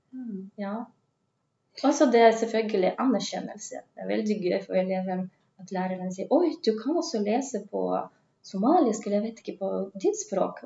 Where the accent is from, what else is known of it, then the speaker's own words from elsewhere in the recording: Russia; Norwegian is a second language; moved away as an adult; also born or lived in Tønsberg, Norway / Oslo, Norway; now in Kristiansand, Norway; jeg kommer jo fra Russland